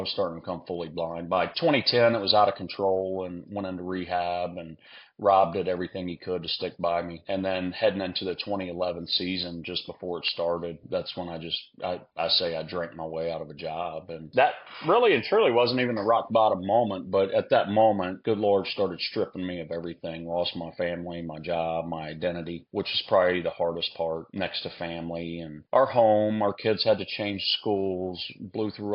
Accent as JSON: {"language": "English", "town": "Houston", "region": "Texas", "country": "United States", "moved": "as an adult", "lives_now": "Lafayette, United States", "said": "we're from Texas in the Houston area"}